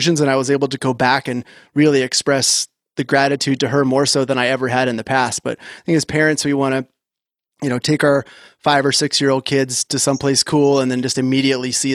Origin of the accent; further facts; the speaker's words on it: Orange County, California, United States; I grew up in Orange County, California, surfer kid